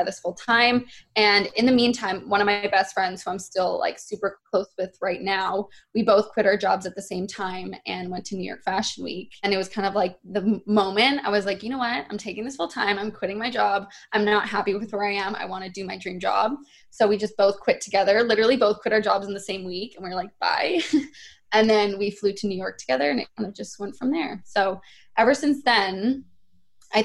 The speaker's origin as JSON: {"language": "English", "town": "Vancouver", "region": "British Columbia", "country": "Canada", "tie": "born or raised there", "said": "I'm from Canada, which a lot of people don't know that. I'm from Vancouver. I grew up here"}